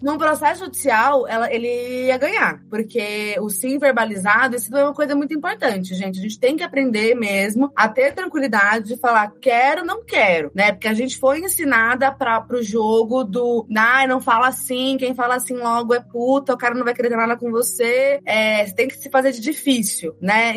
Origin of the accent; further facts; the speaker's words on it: Campinas, São Paulo, Brazil; Eu sou de Campinas, né? Então eu estudei no colégio lá em Campinas